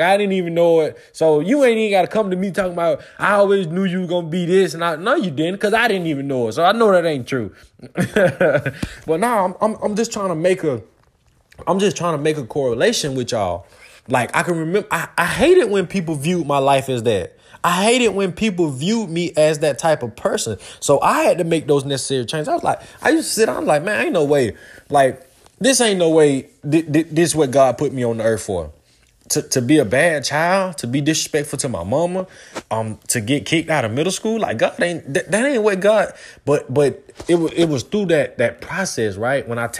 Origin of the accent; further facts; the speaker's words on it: Georgia, United States; I want to talk about the Falcons real quick, man, because that's where I'm from Georgia.